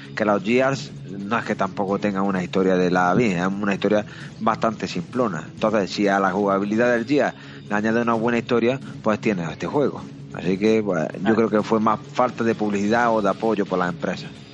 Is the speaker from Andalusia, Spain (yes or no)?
yes; Andalusia, Spain; a mí como andaluz